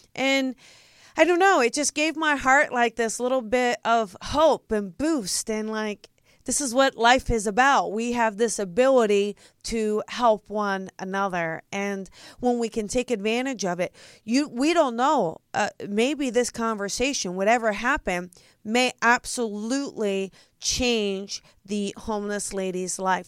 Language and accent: English; New Jersey, United States; I'm from Jersey.